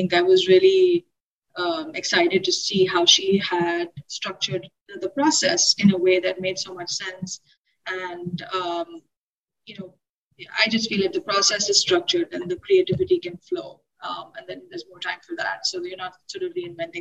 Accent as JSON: {"language": "English", "country": "India", "moved": "yes", "lives_now": "Boston, United States", "said": "I'm actually from India, worked in several other places, but then finally landed in Boston, where I started my studio"}